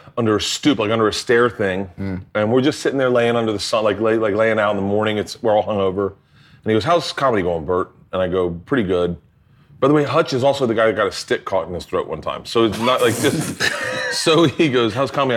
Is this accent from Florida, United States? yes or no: yes; Florida, United States; I grew up in Florida